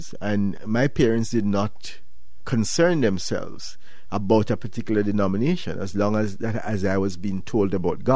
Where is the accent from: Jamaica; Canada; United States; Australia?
Jamaica; I'm from Jamaica